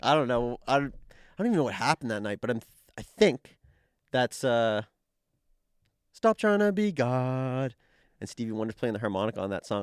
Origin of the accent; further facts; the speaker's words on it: Dartmouth, Nova Scotia, Canada; moved away; I'm from Dartmouth